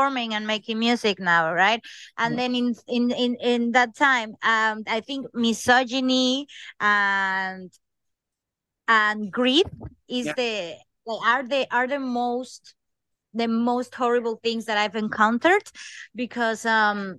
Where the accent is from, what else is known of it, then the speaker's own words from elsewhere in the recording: Coatzacoalcos, Veracruz, Mexico; moved away as an adult; now in London, United Kingdom; I'm from Coatzacoalcos, Veracruz, Mexico.